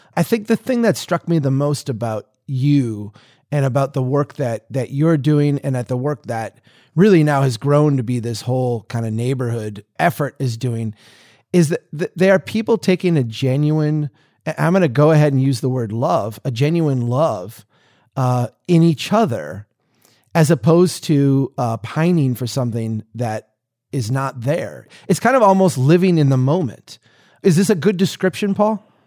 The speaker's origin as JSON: {"language": "English", "region": "Minnesota", "country": "United States", "said": "I'm a Minnesotan."}